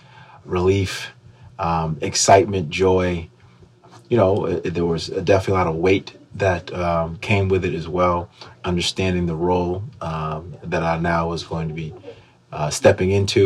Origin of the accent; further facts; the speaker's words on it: Schenectady, New York, United States; I'm from Schenectady.